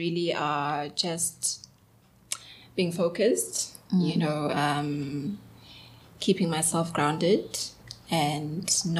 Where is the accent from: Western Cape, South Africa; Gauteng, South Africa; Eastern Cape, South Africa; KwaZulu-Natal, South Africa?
KwaZulu-Natal, South Africa; Edendale; So I grew up in the township. {S2} Right. {S3} I'm from Edendale, Esmero.